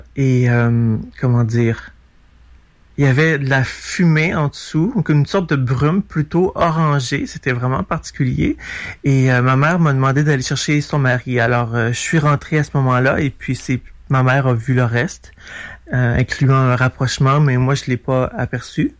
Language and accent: French; Montreal, Quebec, Canada; je vais de Montréal